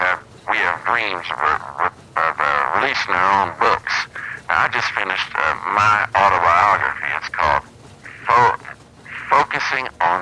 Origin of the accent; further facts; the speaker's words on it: Arkansas, United States; I'm one of those people. I was raised in Arkansas